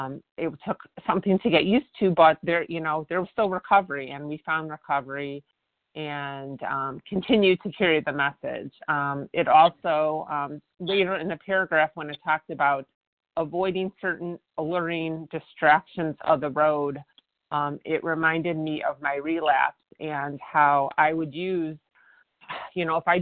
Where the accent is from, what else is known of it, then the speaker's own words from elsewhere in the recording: Chicago, Illinois, United States; I became a military spouse when I was in my mid, when we were in our mid 30s, and I am from Chicago